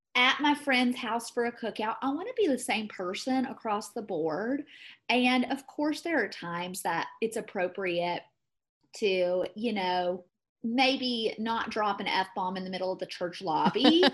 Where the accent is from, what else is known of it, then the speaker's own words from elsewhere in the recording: the South, United States; moved away as an adult; now in Colorado, United States; I'm from the South. I know how to be polite. I know how to be an ideal Christian Southern woman